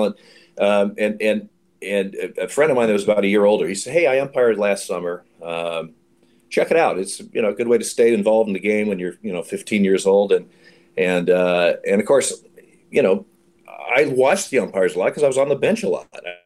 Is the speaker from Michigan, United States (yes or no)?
no; Eugene, Oregon, United States; now in Portland, United States; I grew up in Eugene, Oregon